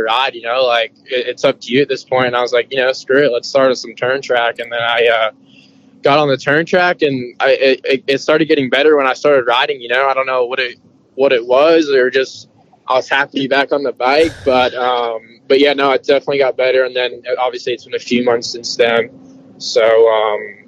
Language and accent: English; New York City, New York, United States; I'm from New York City